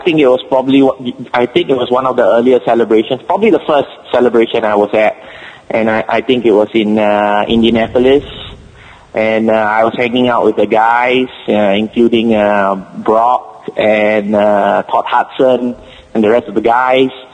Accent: Singapore; accent: Singapore; first language English; my Singapore accent

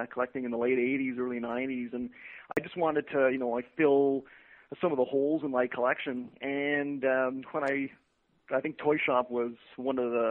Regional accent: Ottawa, Ontario, Canada; I'm from Ottawa, Ontario. It's the nation's capital

